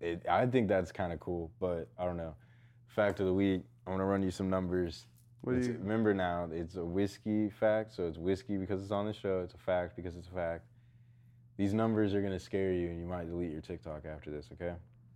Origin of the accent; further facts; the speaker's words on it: Texas, United States; I hated growing up in Texas because we could only wear shorts and a t-shirt.